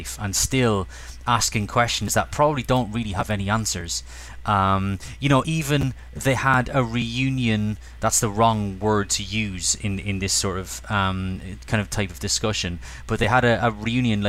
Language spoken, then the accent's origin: English; Cork, Munster, Ireland; as a kid in my living room in Cork, growing up in Ireland.